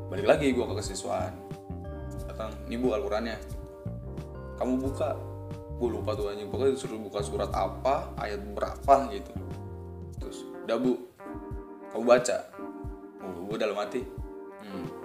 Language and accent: Indonesian; Bali, Indonesia; kita dari Bali nih ya bu